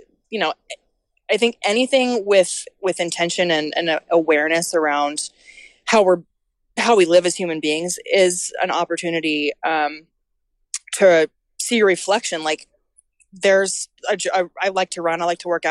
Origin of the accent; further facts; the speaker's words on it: Colfax, California, United States; I grew up in Colfax. I taught yoga in Auburn. I am from this area.